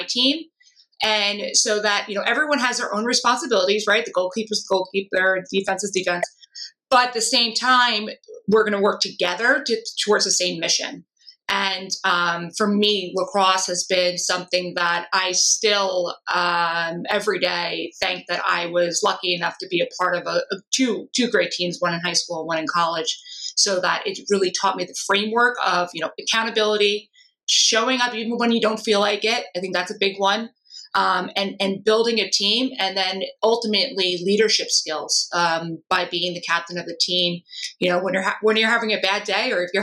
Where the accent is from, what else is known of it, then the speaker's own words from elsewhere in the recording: Long Island, New York, United States; I'm from Long Island